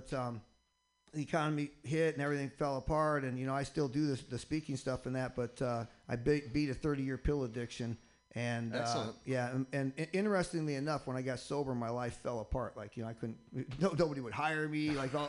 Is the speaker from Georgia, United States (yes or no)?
no; Michigan, United States; now in Boston, United States; I come from Boston. Hail from Boston. That's where I'm living now. I'm originally from Michigan, though.